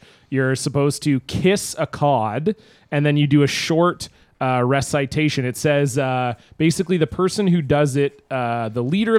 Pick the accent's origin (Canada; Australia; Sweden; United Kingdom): Canada; we're from Canada.